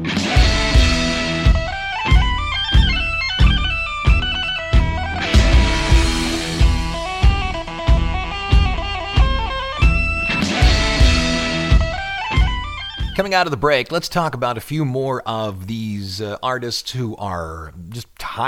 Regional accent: Ohio, United States; My home state

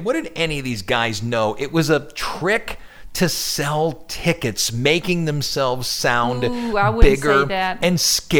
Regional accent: Ohio, United States; No, I'm from Ohio.

